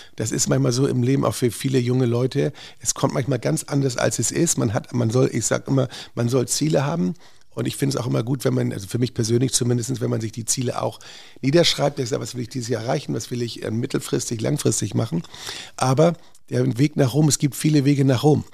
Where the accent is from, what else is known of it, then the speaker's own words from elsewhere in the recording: Northern Germany, Germany; now in Hamburg, Germany; als Norddeutscher